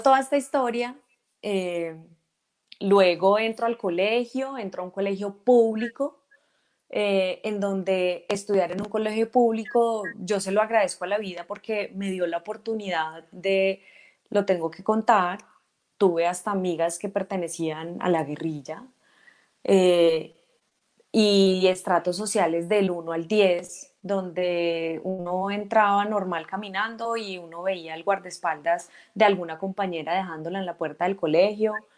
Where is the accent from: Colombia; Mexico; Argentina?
Colombia; Ibagué, Tolima; yo nací en Ibagué en el año 1980, eh, ibaguereña totalmente.